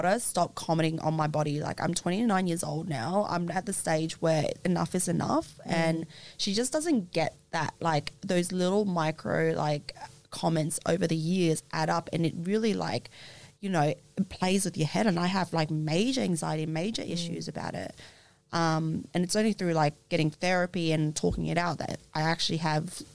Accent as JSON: {"language": "English", "country": "Australia", "tie": "born or raised there", "said": "growing up in Australia"}